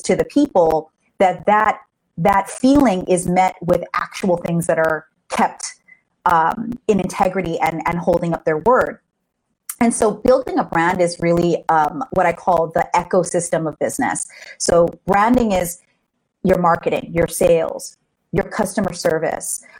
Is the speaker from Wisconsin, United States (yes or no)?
no; Hawaii, United States; moved away; I'm from Hawaii originally.